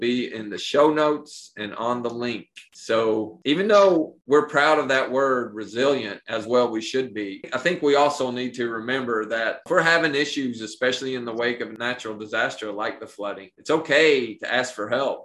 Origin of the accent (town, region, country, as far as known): Appalachia, United States; born or raised there